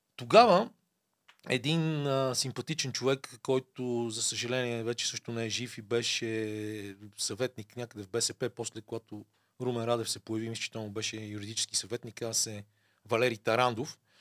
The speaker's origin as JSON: {"language": "Bulgarian", "country": "Bulgaria", "said": "ние му викам от България"}